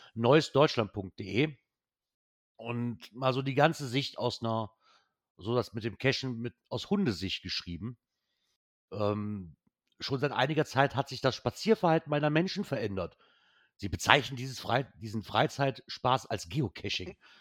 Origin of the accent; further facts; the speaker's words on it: Germany; als Deutscher